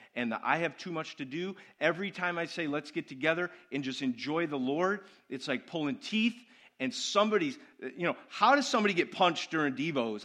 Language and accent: English; United States